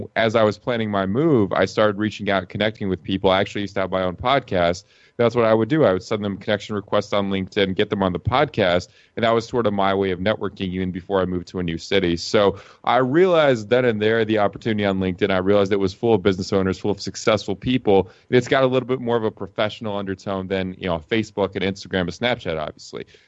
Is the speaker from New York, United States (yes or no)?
no; Atlanta, Georgia, United States; moved away as an adult; also born or lived in Lithuania; now in Las Vegas, United States; I was born in a country called Lithuania. It's out in Eastern Europe. And I grew up in the U.S. I mean, I still have the name. I still speak Russian. But other than that, pretty much Americano, born and raised in Atlanta, Georgia